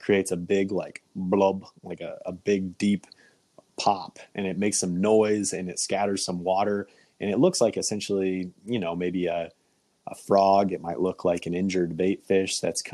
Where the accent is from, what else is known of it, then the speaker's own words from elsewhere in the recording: Kansas, United States; now in Michigan, United States; I grew up in Kansas